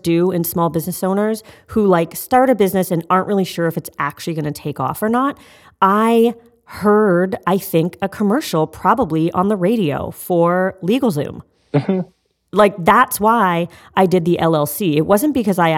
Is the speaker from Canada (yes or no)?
yes; Canada; I'm Canadian.